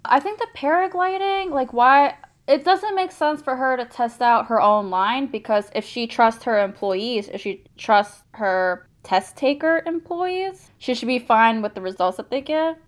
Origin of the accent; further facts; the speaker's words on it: South Korea; moved away; when I was growing up in Korea